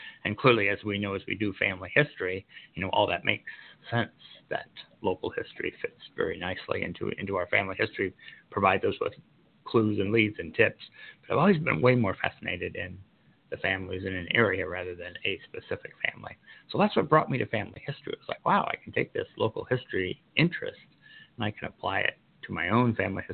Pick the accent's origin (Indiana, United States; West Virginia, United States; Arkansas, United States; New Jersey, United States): Indiana, United States; Washington; also born or lived in Saginaw, Michigan; now in Fort Wayne, United States; I was born in Southern Indiana. I'm a Hoosier boy through and through, born in Washington, a small town in Davies County